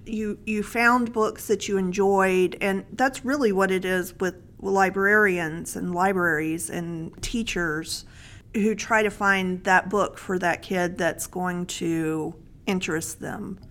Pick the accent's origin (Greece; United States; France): United States; Mississippi; I was a protected little white girl in a small town in Mississippi